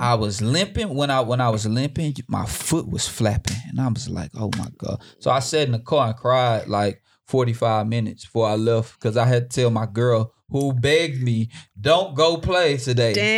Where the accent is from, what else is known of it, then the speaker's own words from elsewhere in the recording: Houston, Texas, United States; I'm from Houston